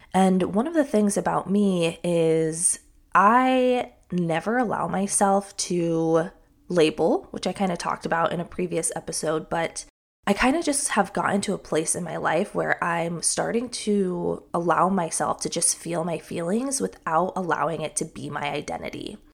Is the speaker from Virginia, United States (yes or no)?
no; Palm Desert, California, United States; moved away; also born or lived in Utah; I actually lived in Palm Desert, California. That's where I spent the majority of my childhood.